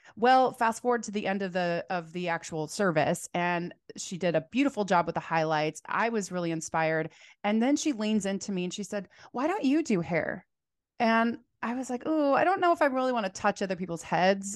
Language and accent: English; Phoenix, Arizona, United States; now in Portland, United States; so I'm from Phoenix, Arizona originally, but I live here in Portland, Oregon.